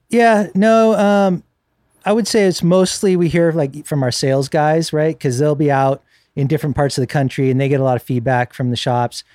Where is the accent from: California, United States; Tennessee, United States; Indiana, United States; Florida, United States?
California, United States; Northern; I grew up in Northern California